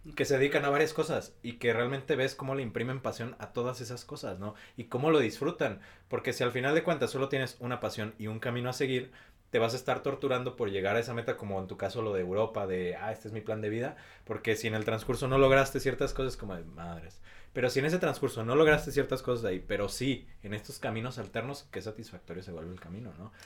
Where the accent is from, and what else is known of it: Mexico